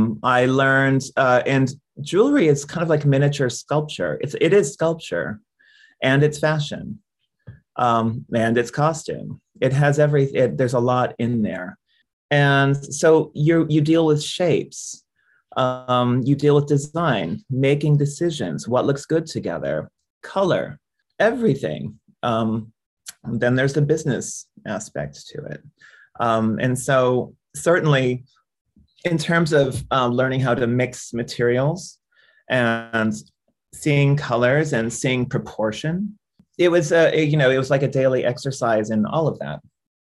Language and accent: English; India; I came back to India. I was from India and I was broke.